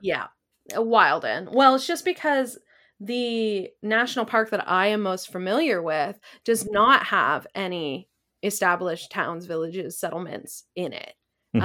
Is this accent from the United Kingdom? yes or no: no; Canada; I am a Canadian citizen from a different pro- province.